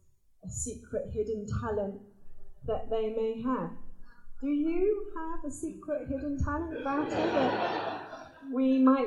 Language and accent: English; France; The Eiffel Tower. I'm from France.